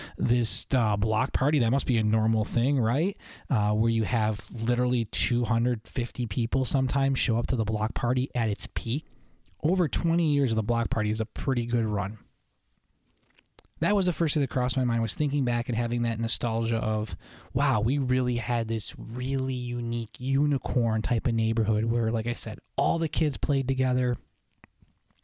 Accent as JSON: {"language": "English", "region": "Western New York", "country": "United States", "tie": "born or raised there", "moved": "yes", "said": "90s growing up in Western New York in the suburbs"}